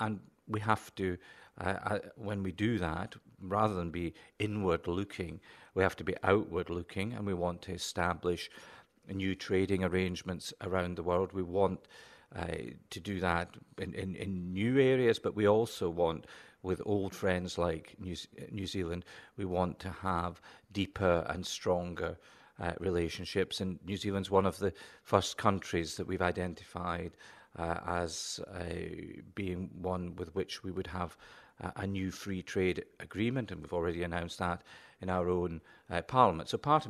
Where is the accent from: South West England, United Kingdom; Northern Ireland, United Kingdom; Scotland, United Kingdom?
Scotland, United Kingdom; Lockerbie; I grew up in Lockerbie in Dumfriesshire, and it was great to see a street named after my home community, but it didn't look anything like the Lockerbie I grew up in.